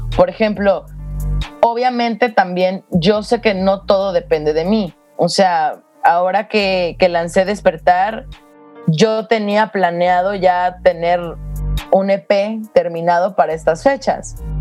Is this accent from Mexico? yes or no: yes; Mexico; moved away as an adult; yo no me voy de México